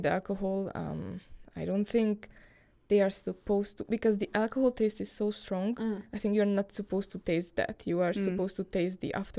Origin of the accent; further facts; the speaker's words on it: Hungary; I'm from Hungary